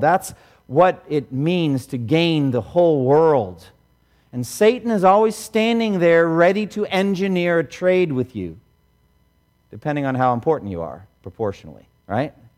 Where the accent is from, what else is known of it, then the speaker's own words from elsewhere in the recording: Boston, Massachusetts, United States; I grew up here in Boston.